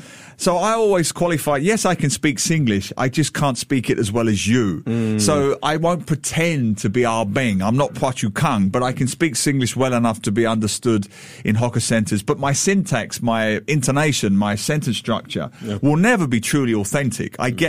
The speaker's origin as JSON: {"language": "English", "region": "London", "country": "United Kingdom", "accent": "East London", "moved": "yes", "lives_now": "Singapore", "said": "Well, mine is East London."}